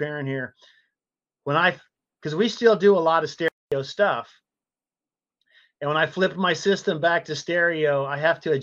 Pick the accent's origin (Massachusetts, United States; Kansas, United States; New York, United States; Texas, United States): Texas, United States; San Antonio; Born and raised in Texas